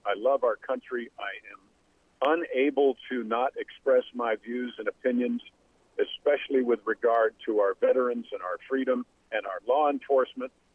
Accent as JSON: {"language": "English", "area": "Westchester County", "region": "New York", "country": "United States", "said": "I was actually 18 from Westchester County, New York"}